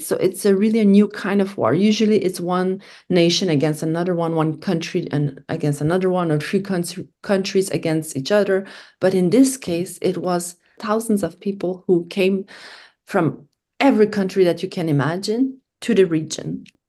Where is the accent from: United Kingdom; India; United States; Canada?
Canada; I was from Canada.